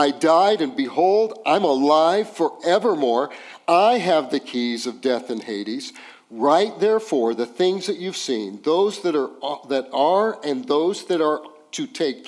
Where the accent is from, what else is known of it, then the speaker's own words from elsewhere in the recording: Los Alamos, New Mexico, United States; moved away as an adult; also born or lived in Las Cruces, New Mexico / New Orleans, Louisiana; now in Midland, United States; I grew up in a town called Los Alamos, New Mexico